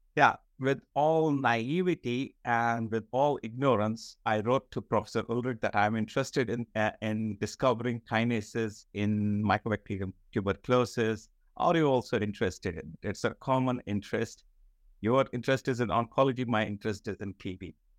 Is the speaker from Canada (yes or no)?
no; Srinagar, Jammu and Kashmir, India; moved away as an adult; I was born in Srinagar. I did my entire schooling in Srinagar, which is part of Jammu and Kashmir.